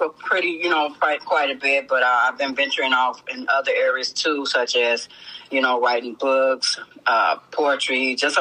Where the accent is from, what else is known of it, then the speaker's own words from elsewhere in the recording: Chicago, Illinois, United States; I'm from Chicago